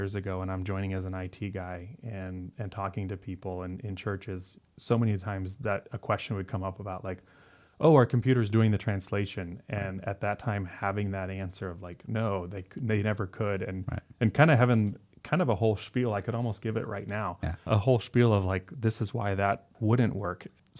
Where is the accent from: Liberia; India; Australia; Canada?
Liberia; It's like, yeah, I remember as a kid growing up in Liberia